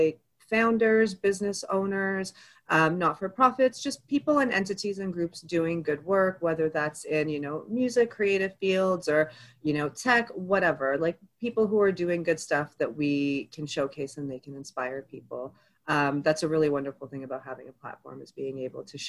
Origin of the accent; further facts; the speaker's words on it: Toronto, Ontario, Canada; also born or lived in Egypt (ancestry); I was born to Egyptian immigrant parents here in Canada. I grew up mostly in Scarborough